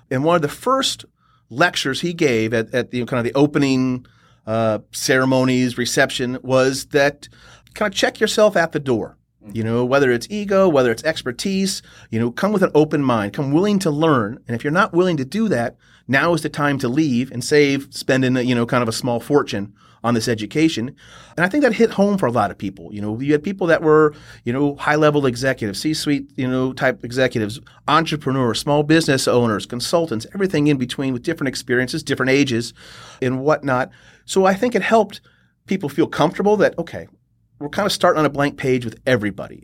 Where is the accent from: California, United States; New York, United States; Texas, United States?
Texas, United States; Austin; moved away; also born or lived in Kansas City / Boulder; I'm a native Texan, so originally from Austin